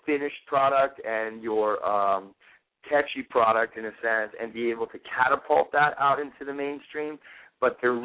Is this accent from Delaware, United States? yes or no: no; Florida, United States; moved away as an adult; also born or lived in New Orleans, Louisiana; now in New York City, United States; my brother and I were both born in New Orleans, Louisiana. Uh, we grew up in Florida